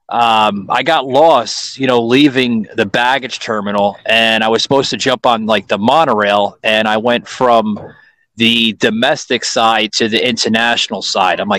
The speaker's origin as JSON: {"language": "English", "town": "New York City", "region": "New York", "country": "United States", "tie": "born or raised there", "moved": "yes", "lives_now": "Florida, United States", "said": "I was born in it, Joseph. Don't get me wrong, man. I'm from Queens, New York"}